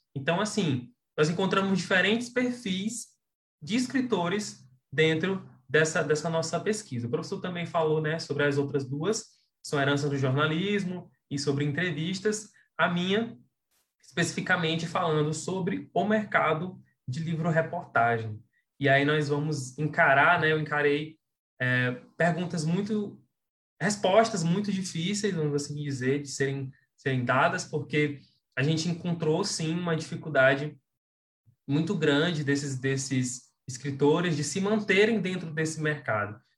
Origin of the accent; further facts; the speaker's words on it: Imperatriz, Maranhão, Brazil; now in João Lisboa, Brazil; eu nasci em Imperatriz, mas eu moro em João Lisboa, que é uma cidade muito, muito próxima, assim, 9 quilômetros de distância.